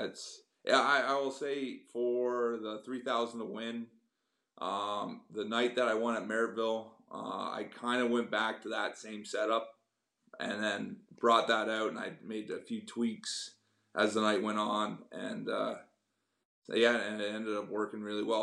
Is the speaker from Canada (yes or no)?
yes; Kingston, Ontario, Canada; moved away as an adult; now in Cambridge, Canada; I grew up around the Kingston area